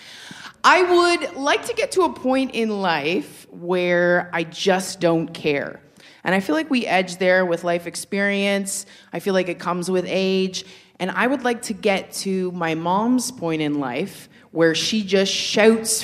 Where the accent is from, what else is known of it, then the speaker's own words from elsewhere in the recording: Toronto, Ontario, Canada; moved away; I was recently back in my hometown of Scarborough, Ontario